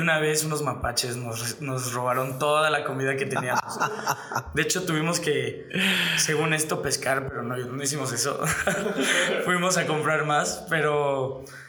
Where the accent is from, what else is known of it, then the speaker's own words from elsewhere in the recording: Mexico; aquí en México